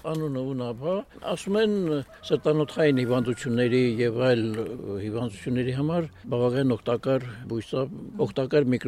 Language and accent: Armenian; Aygedzor, Tavush, Armenia; moved away as an adult; also born or lived in Ashtarak / Berd; Ես ես ծնունդով ես գյուղից եմ, Հայգեձորից եմ բայց դրսում եմ միշտ աշխատել